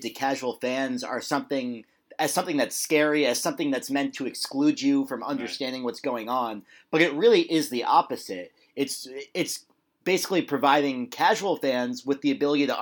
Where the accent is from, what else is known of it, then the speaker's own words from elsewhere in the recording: New York City, New York, United States; I grew up in Manhattan, not Queens